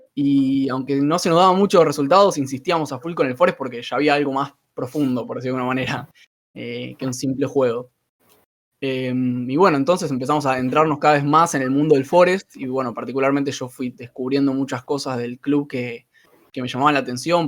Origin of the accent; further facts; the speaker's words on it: Argentina; Somos periodistas argentina